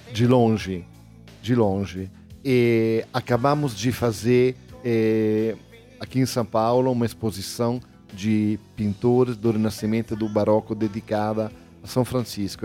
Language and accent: Portuguese; Italy; nós, na Itália, temos mais ou menos 60 milhões de pessoas